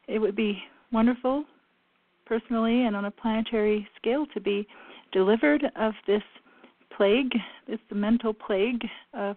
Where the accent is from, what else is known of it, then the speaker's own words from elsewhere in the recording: France; moved away; I was raised in France